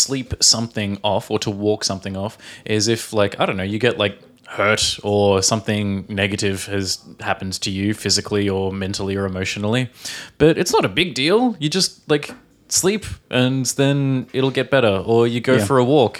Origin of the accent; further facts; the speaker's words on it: Australia; from Australia.